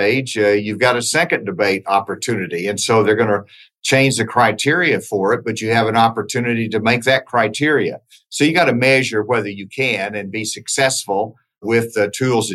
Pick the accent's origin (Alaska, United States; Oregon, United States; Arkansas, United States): Arkansas, United States; I'm from Arkansas